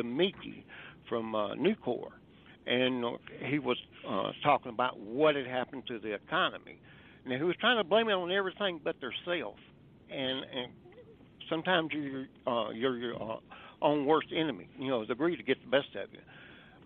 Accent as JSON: {"language": "English", "region": "the South", "country": "United States", "said": "I'm from the South"}